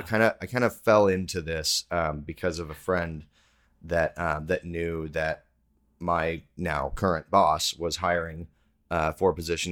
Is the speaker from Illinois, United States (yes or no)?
no; Texas, United States; I'm from Texas